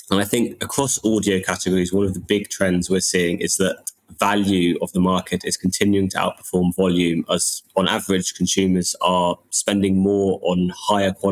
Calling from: London, United Kingdom; I'm joining from London.

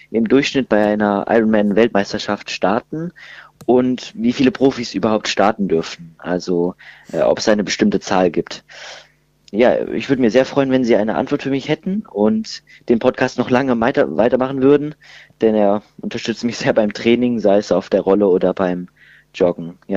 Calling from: Heidelberg, Baden-Württemberg, Germany; ich komme aus Heidelberg

